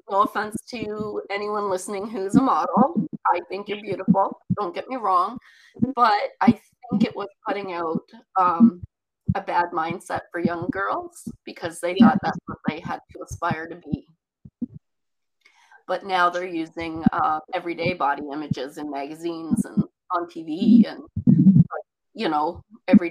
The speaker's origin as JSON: {"language": "English", "region": "Newfoundland and Labrador", "country": "Canada", "tie": "born or raised there", "accent": "Newfie", "moved": "yes", "lives_now": "Ontario, Canada", "said": "I grew up in Newfoundland and little fishing communities"}